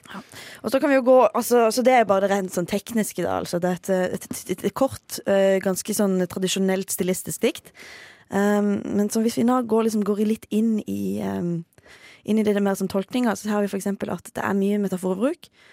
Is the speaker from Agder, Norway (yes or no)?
yes; Farsund, Agder, Norway; i min hjemby Farsund